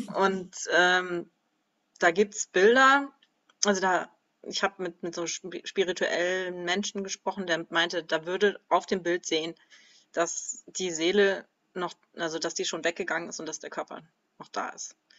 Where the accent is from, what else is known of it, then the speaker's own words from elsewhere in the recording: Kiel, Schleswig-Holstein, Germany; now in Schopfheim, Germany; Ich bin geboren in Kiel im absoluten Norden und jetzt wohne ich im absoluten Süden, in Schopfheim.